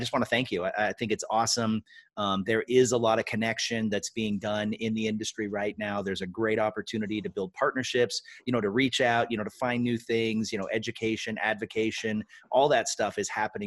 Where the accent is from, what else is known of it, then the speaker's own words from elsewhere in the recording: Washington, United States; moved away; my home state of Washington